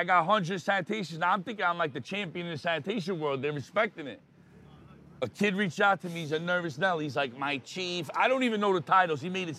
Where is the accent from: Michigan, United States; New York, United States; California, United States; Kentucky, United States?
New York, United States; We're from New York, right?